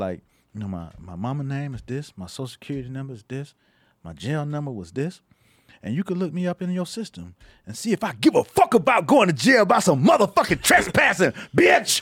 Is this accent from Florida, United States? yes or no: yes; Miami, Florida, United States; moved away; because I was from Miami, I was fresh out of Miami.